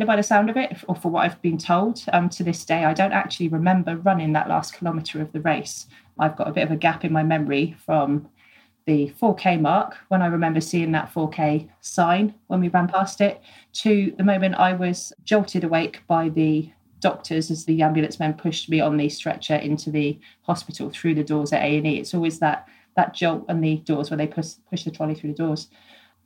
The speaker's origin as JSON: {"language": "English", "town": "Poole", "region": "South West England", "country": "United Kingdom", "tie": "born or raised there", "said": "my hometown of Poole"}